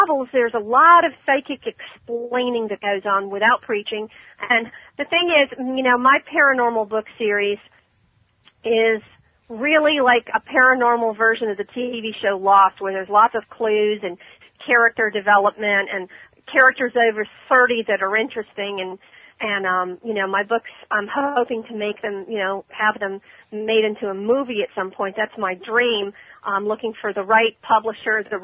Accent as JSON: {"language": "English", "town": "Ormond Beach", "region": "Florida", "country": "United States", "tie": "born or raised there", "said": "That's my hometown, Ormond."}